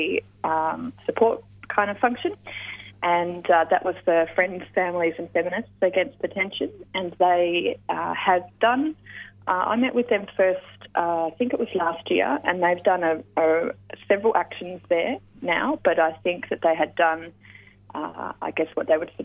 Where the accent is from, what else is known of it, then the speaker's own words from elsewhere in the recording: Western Australia, Australia; growing up in Western Australia, I was really lucky to have mentors and elders in the peace movement and environmental movement there